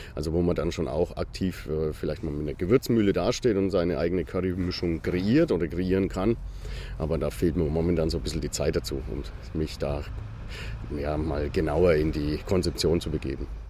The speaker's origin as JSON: {"language": "German", "town": "Bamberg", "region": "Bavaria", "country": "Germany", "tie": "born or raised there", "also_born_or_lived": "Nuremberg", "moved": "as an adult", "lives_now": "Fürth, Germany", "said": "ich bin gebürtiger Bamberger, wollte ich wieder zurück in die Region"}